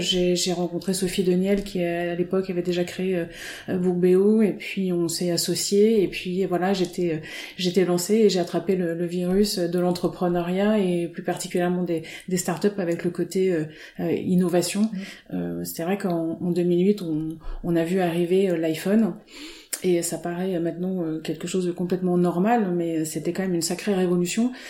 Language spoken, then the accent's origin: French; Auvergne-Rhône-Alpes, France; moved away as an adult; also born or lived in Côte d'Azur / Nantes / Rennes; now in Finistère, France; je suis née sur la Côte d'Azur, euh, donc en 1973. Et après, j'ai grandi en Auvergne